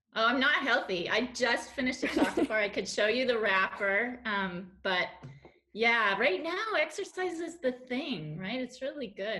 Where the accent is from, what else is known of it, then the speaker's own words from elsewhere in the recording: Denver, Colorado, United States; moved away as an adult; also born or lived in Quebec City, Canada / Montreal, Canada / Paris, France; now in Switzerland; I was born in Denver, Colorado, in Lutheran Hospital. Went to Wheat Ridge High School.